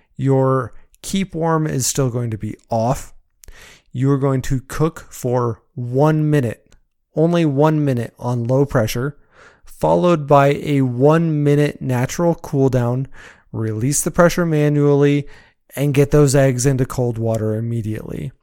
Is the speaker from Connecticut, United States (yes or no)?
no; Colorado, United States; moved away as an adult; Growing up in Colorado